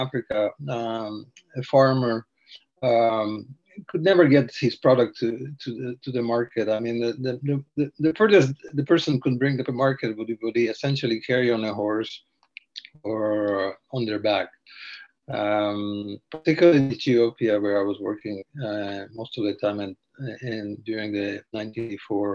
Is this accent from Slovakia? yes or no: yes; eastern Slovakia, Slovakia; now in Canada; I grew up in Eastern Slovakia in a small village